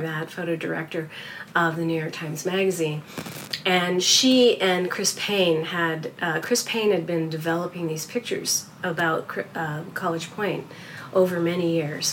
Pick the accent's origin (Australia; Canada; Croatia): Canada; I'm Canadian.